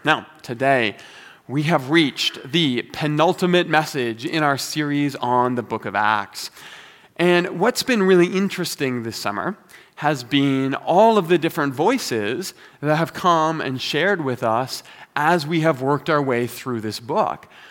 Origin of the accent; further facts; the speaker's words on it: Toronto, Ontario, Canada; moved away as an adult; now in Calgary, Canada; I've been living in Calgary now for fifteen years, but I am originally from Toronto